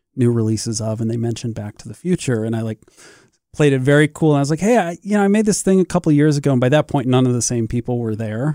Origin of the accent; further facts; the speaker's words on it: St. Louis, Missouri, United States; also born or lived in Columbia, Missouri; I grew up in Saint Louis, uh, a couple hours away